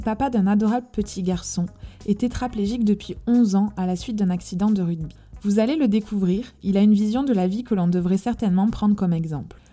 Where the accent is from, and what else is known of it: France; accent: chantant (southern French)